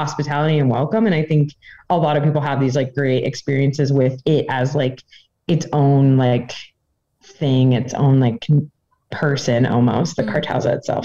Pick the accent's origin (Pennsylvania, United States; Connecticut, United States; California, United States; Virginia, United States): Virginia, United States; Northern; moved away as an adult; now in Gaming, Austria; I'm from Northern Virginia